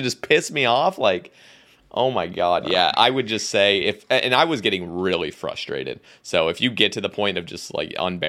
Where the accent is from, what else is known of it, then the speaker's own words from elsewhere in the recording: Oregon, United States; moved away; I'm moving back to Oregon. That's where I'm originally from. And I'm moving there in, like, early February.